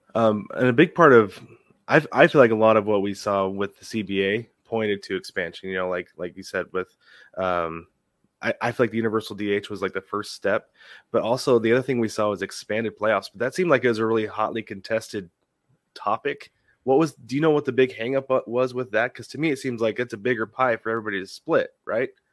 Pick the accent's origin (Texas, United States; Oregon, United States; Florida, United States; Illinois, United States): Oregon, United States; Portland; now in Arizona, United States; I'm from Portland originally. Right now, I live in Arizona